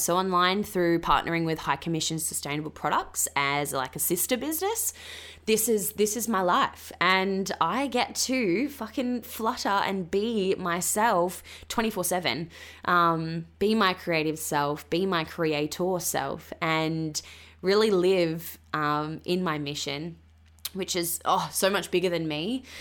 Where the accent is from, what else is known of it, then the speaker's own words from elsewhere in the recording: Western Australia, Australia; moved away as an adult; also born or lived in Queensland; originally I'm from Western Australia.